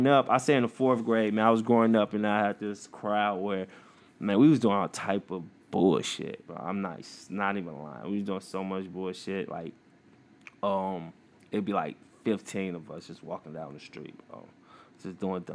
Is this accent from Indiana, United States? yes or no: yes; East Chicago, Indiana, United States; I grew up in East Chicago, Indiana. I went to school at East Chicago Central